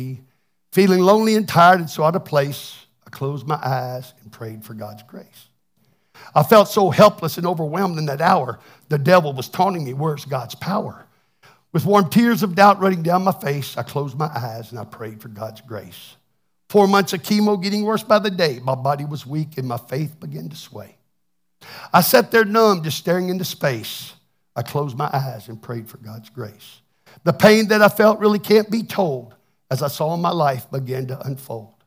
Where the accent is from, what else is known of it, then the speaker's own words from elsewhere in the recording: Texas, United States; now I'm from Texas. I can't even speak English very well.